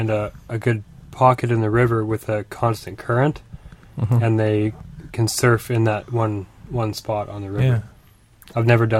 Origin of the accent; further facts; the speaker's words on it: Edmonton, Alberta, Canada; I was born in Edmonton. I was born into loving the Edmonton Oilers.